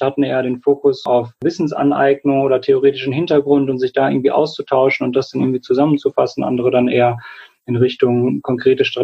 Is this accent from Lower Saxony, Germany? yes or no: yes; Göttingen, Lower Saxony, Germany; Ich komme aus Göttingen, bin 29 Jahre alt